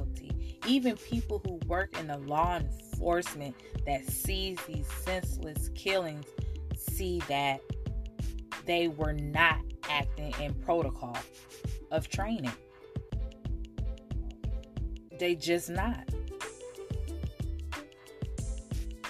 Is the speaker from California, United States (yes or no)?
yes; Oakland, California, United States; I'm from Oakland, California.